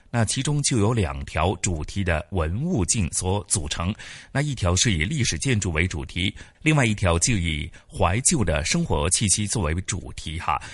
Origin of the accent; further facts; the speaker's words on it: Hong Kong; 回味的是我们香港人的一些 集体回忆